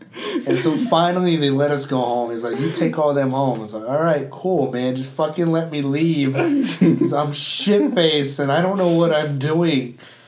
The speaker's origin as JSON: {"language": "English", "town": "Boston", "region": "Massachusetts", "country": "United States", "said": "I fucking park it because I'm from Boston."}